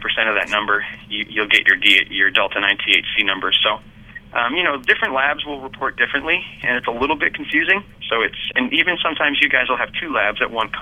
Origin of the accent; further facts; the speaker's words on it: Massachusetts, United States; moved away; my hometown, our hometown, our home state, we'll be back in Massachusetts pretty soon